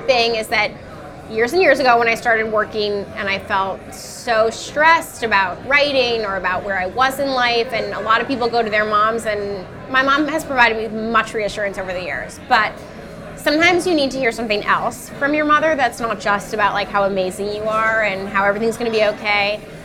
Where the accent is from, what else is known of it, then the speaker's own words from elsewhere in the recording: New York City, New York, United States; I'm a New Yorker to my core. Like, I'll never leave.